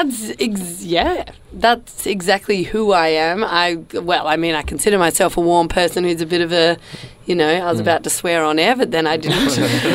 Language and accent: English; Perth, Western Australia, Australia; also born or lived in Sicily (ancestry); now in Melbourne, Australia; I do live in Melbourne. I'm originally from Perth